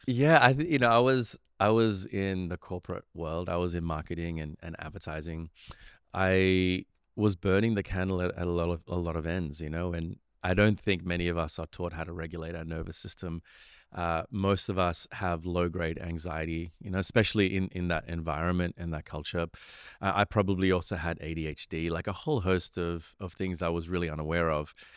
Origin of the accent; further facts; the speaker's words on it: Australia; also born or lived in Sri Lanka; I grew up in Australia